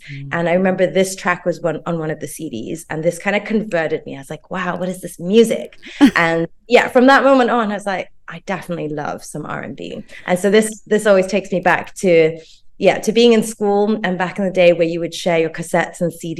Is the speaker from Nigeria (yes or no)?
no; Port Dickson, Negeri Sembilan, Malaysia; growing up in Port Dixon